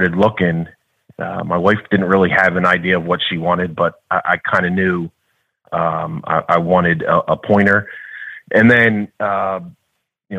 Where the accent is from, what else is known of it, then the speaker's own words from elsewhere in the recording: Florence, New Jersey, United States; I'm from Florence, New Jersey